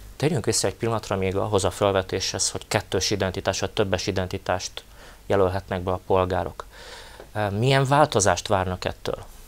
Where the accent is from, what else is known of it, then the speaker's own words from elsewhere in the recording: Felvidék, Slovakia; száz év óta élünk kisebbségben, és ez alatt a száz év alatt gyakorlatilag megfe- megfeleződött a felvidéki magyarság lélekszáma